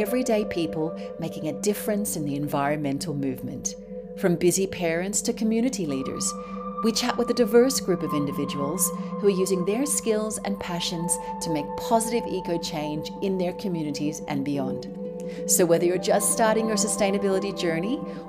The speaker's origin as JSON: {"language": "English", "country": "Australia", "moved": "yes", "lives_now": "Spain", "said": "I live in Spain and my home country is Australia"}